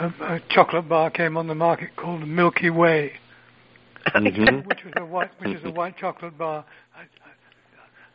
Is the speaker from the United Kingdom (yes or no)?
yes; York, Yorkshire and the Humber, United Kingdom; near where I grew up in York